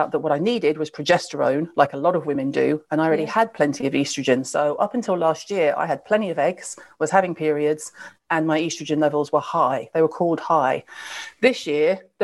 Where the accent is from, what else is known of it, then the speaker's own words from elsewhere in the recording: the South, United States; I was raised in the South in America